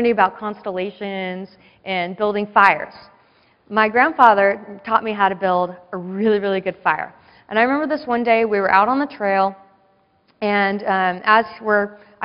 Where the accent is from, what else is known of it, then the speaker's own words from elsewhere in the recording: San Diego, California, United States; I grew up in San Diego.